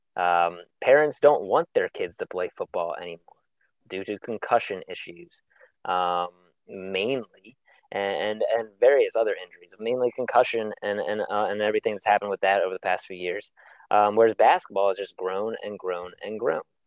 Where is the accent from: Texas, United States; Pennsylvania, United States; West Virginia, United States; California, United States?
Pennsylvania, United States; Harrisburg; when I was growing up in Harrisburg, Pennsylvania.